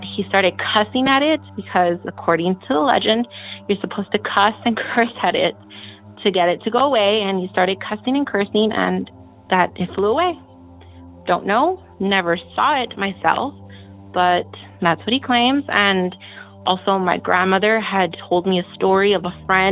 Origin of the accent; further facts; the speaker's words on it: Texas, United States; where I'm from, also from Texas